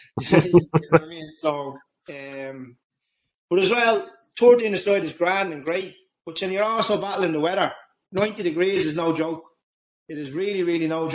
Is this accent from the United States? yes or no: no; Dublin, Leinster, Ireland; moved away as an adult; I'm from Kilmarnock. It's on the north side of Dublin. So my local club was Neighbour Oak